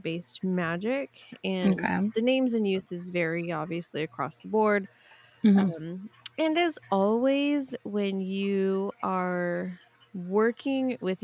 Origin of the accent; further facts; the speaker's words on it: California, United States; I'm just from California